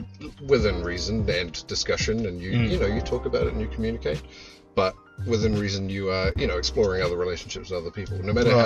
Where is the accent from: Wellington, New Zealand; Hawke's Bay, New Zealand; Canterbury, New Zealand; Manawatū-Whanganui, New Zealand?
Manawatū-Whanganui, New Zealand; Taumarunui; now in Palmerston North, New Zealand; I grew up in Taumarunui, and the fucking dead poor middle of the fucking island.